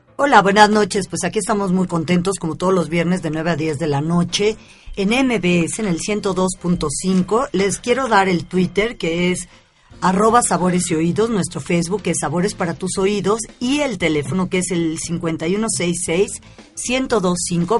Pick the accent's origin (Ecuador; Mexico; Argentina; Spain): Mexico; soy mexicana